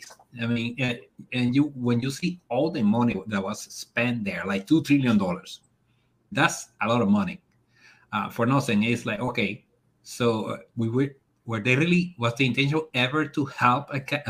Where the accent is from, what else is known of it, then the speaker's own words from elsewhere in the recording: Dominican Republic; moved away; I've been living here for a long time, so I refer to this as my country, even though I'm from the Dominican Republic.